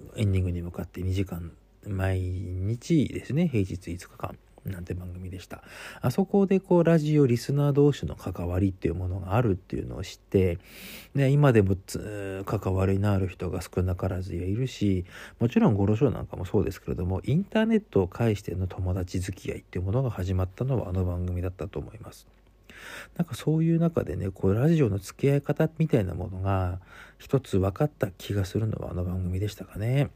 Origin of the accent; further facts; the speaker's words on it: Sapporo, Hokkaido, Japan; 私は札幌の人間でございますので